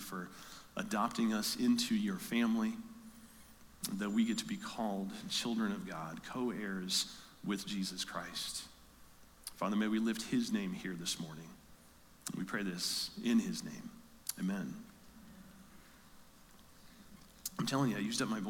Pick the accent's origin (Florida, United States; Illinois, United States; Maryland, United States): Illinois, United States; Metamora; I am from Metamora